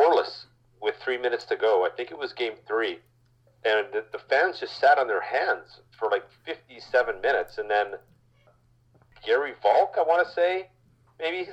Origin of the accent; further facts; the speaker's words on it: Regina, Saskatchewan, Canada; born and raised in Regina, Saskatchewan